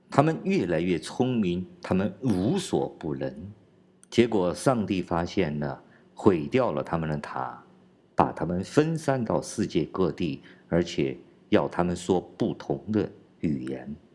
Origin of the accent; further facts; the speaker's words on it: China; 我是来自中国大陆的